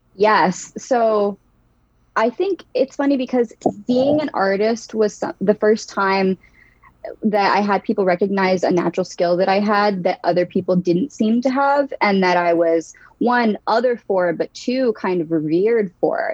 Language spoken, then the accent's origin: English; Newark, Delaware, United States; now in Philadelphia, United States; I am originally from Newark, Delaware. That's where I grew up.